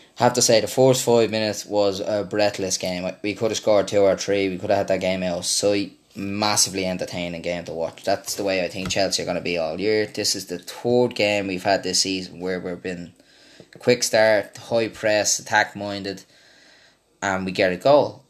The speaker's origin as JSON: {"language": "English", "country": "Ireland", "said": "I was from Ireland"}